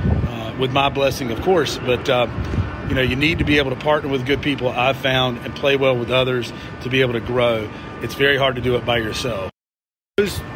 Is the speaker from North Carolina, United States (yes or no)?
yes; Shelby, North Carolina, United States; my hometown of Shelby, North Carolina